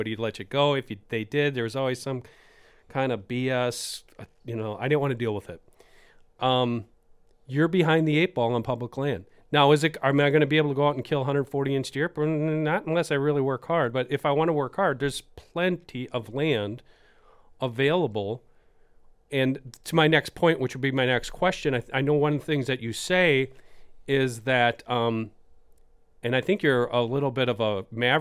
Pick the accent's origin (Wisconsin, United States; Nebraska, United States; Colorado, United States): Wisconsin, United States; my home state